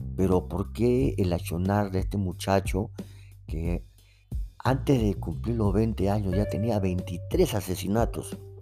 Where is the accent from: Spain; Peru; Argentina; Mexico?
Peru; yo soy de acá de Perú